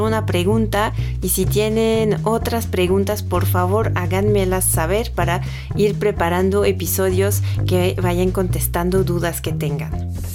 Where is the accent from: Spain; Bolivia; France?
France; accent: French; Spanish is a second language; moved away as an adult; now in Mexico; tengo un pequeño acento francés cuando hablo. Esto es porque nací en Francia, pero ya llevo mucho tiempo viviendo en México, llevo más de 10 años aquí